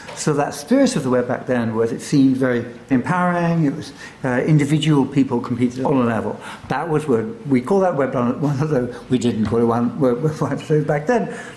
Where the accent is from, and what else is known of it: London, United Kingdom; born or raised there